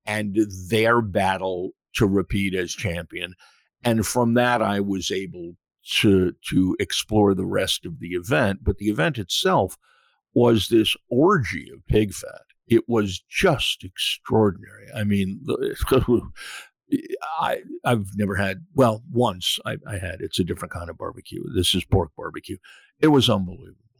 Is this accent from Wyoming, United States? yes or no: no; Western Massachusetts, United States; moved away as an adult; also born or lived in New York; I was born in New York, grew up in Western Massachusetts